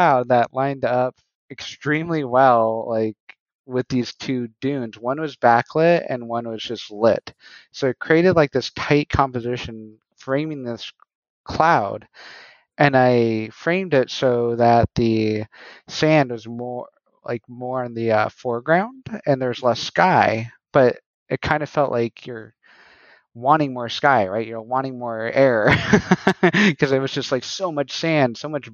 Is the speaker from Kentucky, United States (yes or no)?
no; New Mexico, United States; moved away; I'm originally from New Mexico.